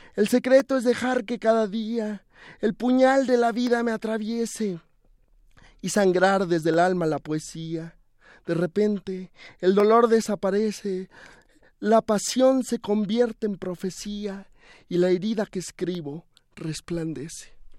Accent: Los Angeles, California, United States; moved away; also born or lived in Mexico City; yo nací en Los Ángeles, California.

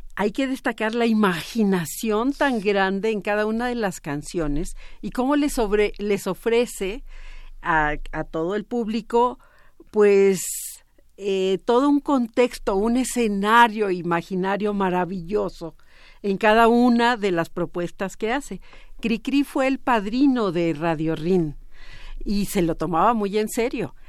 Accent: Mexico; una herencia que tenemos como pueblo mexicano

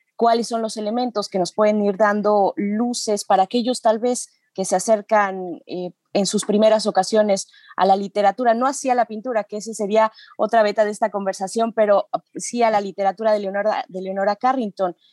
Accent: Mexico

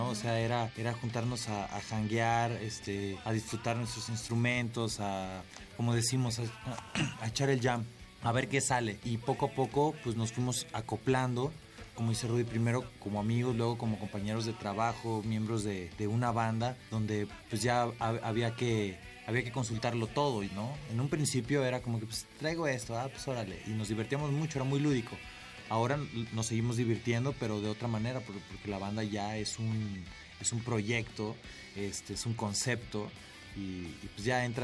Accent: Acapulco, Guerrero, Mexico; desde lo tropical, nosotros somos de Acapulco

